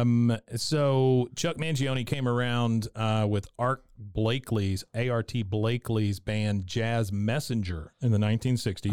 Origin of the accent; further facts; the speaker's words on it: Taipei, Taiwan; I was born in Taiwan, Taipei, Taiwan